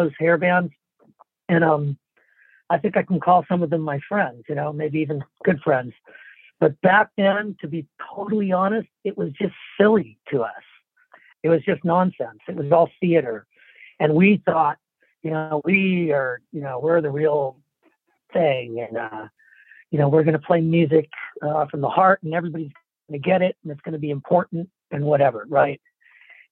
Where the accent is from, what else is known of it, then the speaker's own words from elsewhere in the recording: Orange County, Southern California, United States; I grew up in Orange County in Southern California.